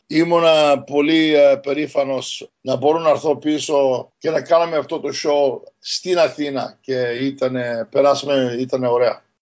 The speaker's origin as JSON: {"language": "Greek", "town": "Montreal", "region": "Quebec", "country": "Canada", "tie": "born or raised there", "said": "εγώ γεννήθηκα στο Μοντρεάλ, στον Καναδά"}